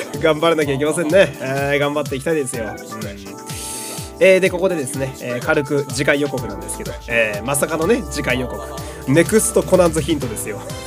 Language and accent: Japanese; Fukui, Japan; now in Tokyo, Japan; 自分の実家の福井の家